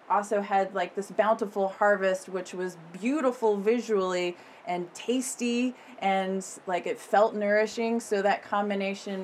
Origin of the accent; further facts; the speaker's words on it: Corvallis, Oregon, United States; also born or lived in East Coast, United States / Eugene, Oregon; now in Nehalem, United States; my growing up years happened in Corvallis, so I consider Corvallis my hometown, even though I was born on the East Coast